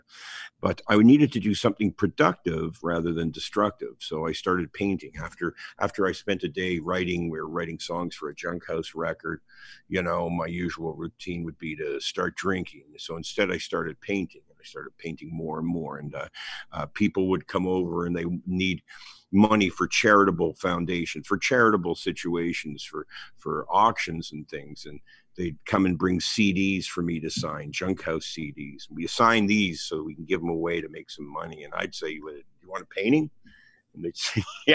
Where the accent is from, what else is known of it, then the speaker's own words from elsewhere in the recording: Hamilton, Ontario, Canada; I grew up on the East Mountain of Hamilton, Ontario